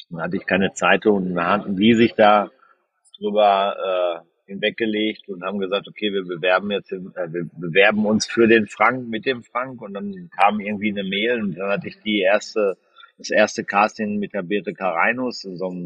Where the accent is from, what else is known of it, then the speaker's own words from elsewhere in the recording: North Rhine-Westphalia, Germany; moved away; das Schönste war eigentlich meine Heimat über die Kanäle Dortmund, äh, Waldrop, Recklinghausen und äh, Dorsten nochmal neu kennenzulernen nach 25 oder 30 Jahren, wo ich da weg war